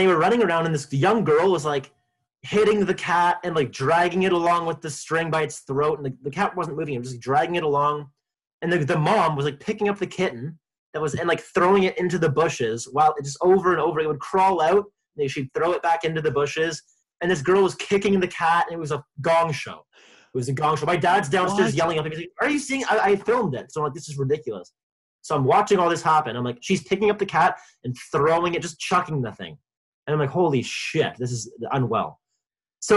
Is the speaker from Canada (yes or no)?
yes; Markham, Ontario, Canada; my hometown